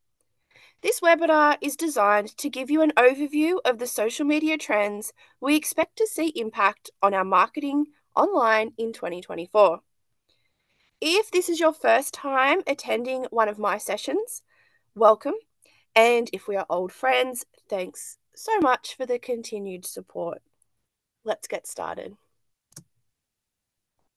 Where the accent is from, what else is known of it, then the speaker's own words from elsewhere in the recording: Lake Macquarie, New South Wales, Australia; also born or lived in Western Sydney, Hawkesbury / Hunter region near Maitland; now in Maitland, Australia; I'm from Lake Macquarie